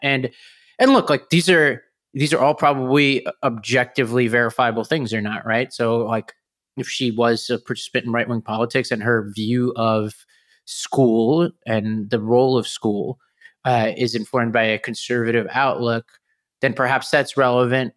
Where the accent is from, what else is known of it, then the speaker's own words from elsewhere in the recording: New York City, New York, United States; my hometown of Staten Island